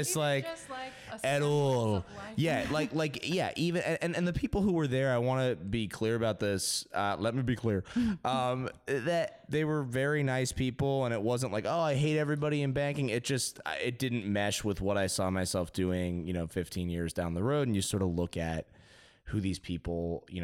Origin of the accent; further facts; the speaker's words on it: Westport, Connecticut, United States; moved away as an adult; also born or lived in Baltimore / New York; now in Los Angeles, United States; I'm from Westport, Connecticut, originally.